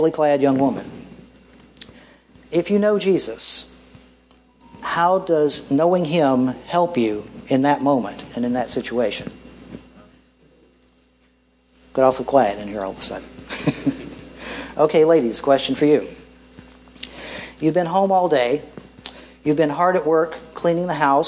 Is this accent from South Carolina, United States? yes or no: yes; Greer, South Carolina, United States; my hometown of Greer, South Carolina